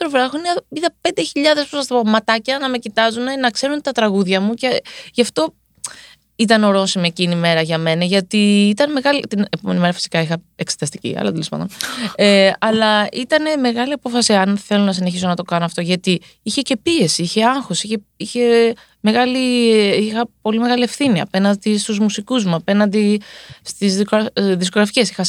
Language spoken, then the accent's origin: Greek; Greece; Είμαι Ελληνίδα.